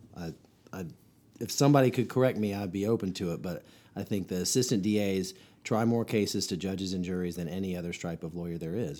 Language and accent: English; Chapel Hill, North Carolina, United States; I grew up here in Orange County, North Carolina, home to Chapel Hill